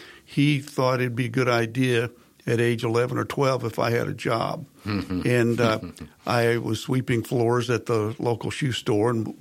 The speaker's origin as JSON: {"language": "English", "town": "Carthage", "region": "Missouri", "country": "United States", "moved": "yes", "said": "I'm initially from Southwest Missouri, a small town, Carthage, Missouri"}